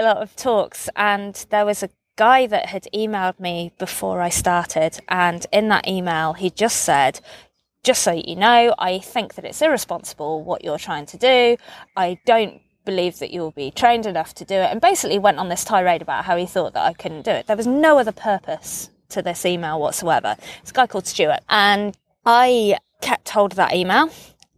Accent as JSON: {"language": "English", "country": "United Kingdom", "tie": "born or raised there", "said": "I grew up on the Offa's Dyke Path"}